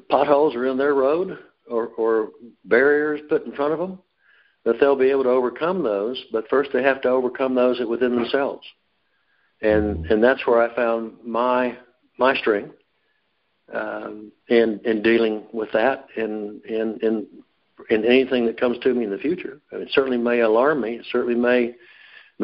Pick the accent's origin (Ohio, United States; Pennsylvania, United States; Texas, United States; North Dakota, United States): Texas, United States; Dallas; I was born in Dallas on September 15th